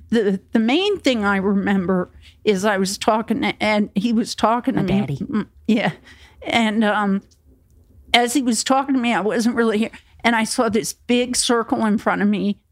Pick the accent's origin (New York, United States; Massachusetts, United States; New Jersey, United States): New Jersey, United States; moved away as an adult; also born or lived in Florida; I was from Jersey